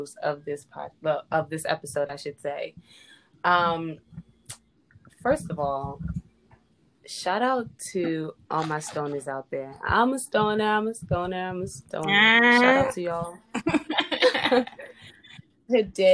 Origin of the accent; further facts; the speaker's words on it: New York City, New York, United States; I am from the Bronx. I didn't mention where I was from. I am from the Bronx.